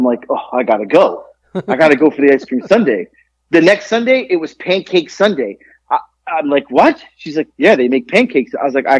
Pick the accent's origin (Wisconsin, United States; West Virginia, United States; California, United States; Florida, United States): Florida, United States; South; moved away as an adult; now in Georgia, United States; growing up in South Florida, we have a melting pot of people